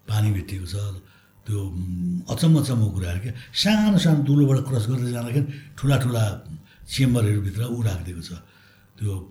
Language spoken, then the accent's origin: Nepali; Gaighat, Koshi Province, Nepal; मेरो घर उदयपुर गाईघाट हो त्यहाँ चाहिँ इनर तराई हो